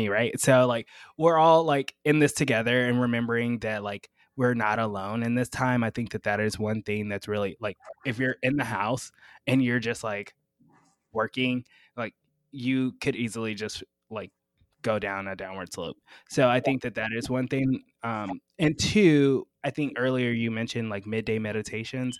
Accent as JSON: {"language": "English", "region": "the South", "country": "United States", "said": "I'm from the South"}